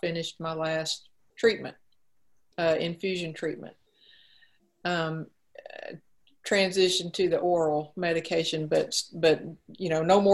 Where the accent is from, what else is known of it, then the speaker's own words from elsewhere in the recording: Mississippi, United States; moved away; I'm originally from Mississippi